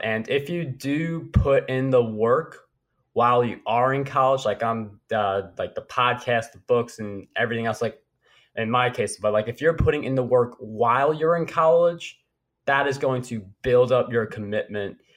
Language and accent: English; New York, United States; as a New Yorker and you're a Red Sox fan